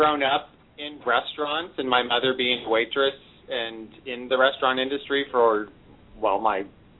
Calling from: Seattle, Washington, United States; I'm calling from West Seattle.

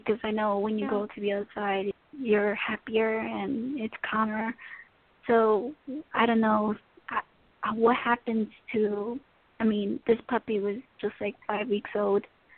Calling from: Tennessee, United States

